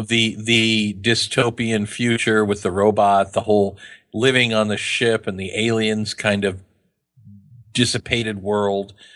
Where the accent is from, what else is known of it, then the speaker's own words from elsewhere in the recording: Kansas, United States; I'm from Kansas.